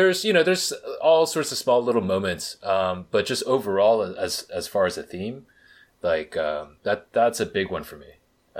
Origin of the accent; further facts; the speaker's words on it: Berkeley, California, United States; I grew up in Berkeley. It's not known as a particularly, like, rough place or anything like that.